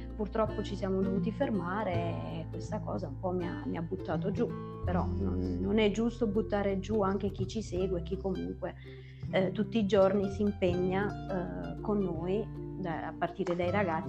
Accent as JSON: {"language": "Italian", "area": "Irpinia", "region": "Campania", "country": "Italy", "moved": "as an adult", "said": "purtroppo per motivi lavorativi ho dovuto abbandonare quella che era la mia terra"}